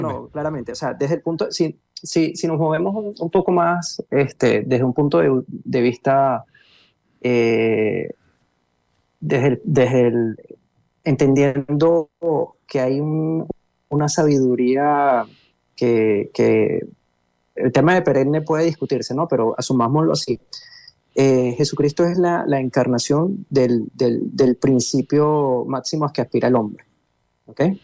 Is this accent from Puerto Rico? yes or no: no; Venezuela; now in Brazil; yo soy venezolano, pero estoy radicado en Brasil